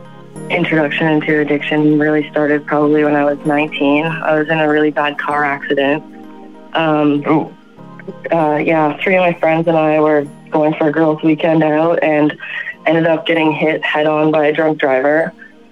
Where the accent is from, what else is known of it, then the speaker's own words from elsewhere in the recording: Ontario, Canada; from Ontario, Canada